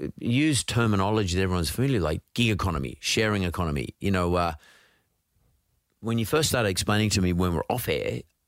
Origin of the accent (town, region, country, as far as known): Brisbane, Queensland, Australia; born or raised there